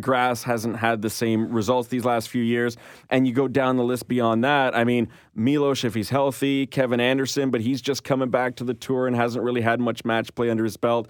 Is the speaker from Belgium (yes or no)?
no; Canada; as a Canadian